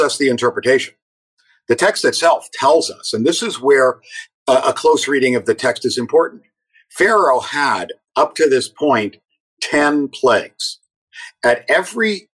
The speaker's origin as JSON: {"language": "English", "town": "Toronto", "region": "Ontario", "country": "Canada", "tie": "born or raised there", "said": "I was growing up in Toronto"}